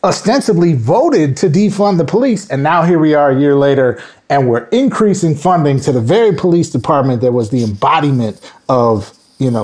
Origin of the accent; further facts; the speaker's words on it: Minnesota, United States; moved away; I grew up in Minnesota